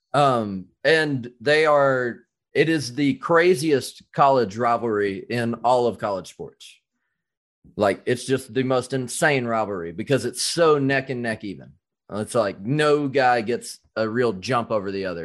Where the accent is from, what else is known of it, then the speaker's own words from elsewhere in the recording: Alabama, United States; also born or lived in North Carolina; I grew up in Alabama and I was born in North Carolina.